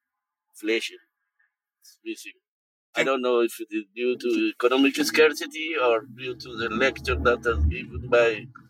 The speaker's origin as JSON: {"language": "English", "country": "Ethiopia", "also_born_or_lived": "New York", "moved": "yes", "said": "I'm from East Africa originally."}